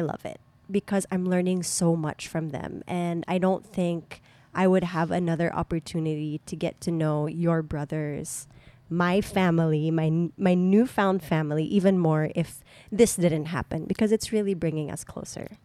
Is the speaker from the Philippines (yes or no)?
yes; Subic, Central Luzon, Philippines; my hometown